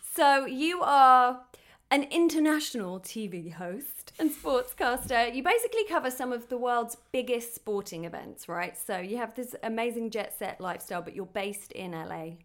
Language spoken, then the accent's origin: English; United Kingdom; now in Los Angeles, United States